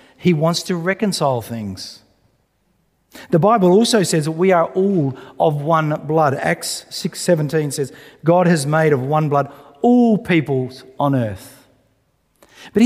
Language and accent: English; Australia; we're Australian.